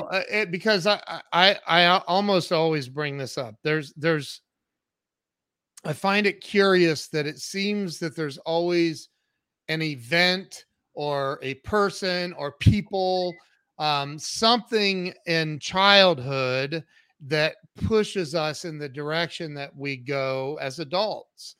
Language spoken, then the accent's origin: English; Ohio, United States; I'm from Ohio